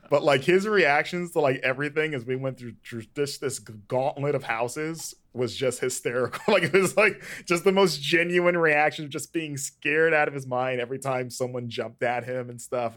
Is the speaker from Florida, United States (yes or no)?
yes; Florida, United States; growing up in Florida